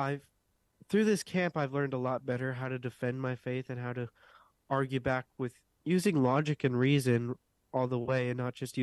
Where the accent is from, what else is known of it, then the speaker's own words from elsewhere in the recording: Westminster, South Carolina, United States; I am from Westminster, South Carolina